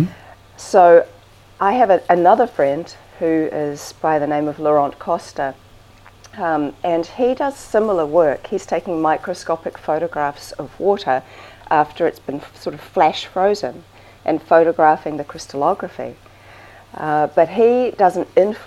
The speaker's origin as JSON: {"language": "English", "country": "New Zealand", "said": "Yeah, I'm from New Zealand."}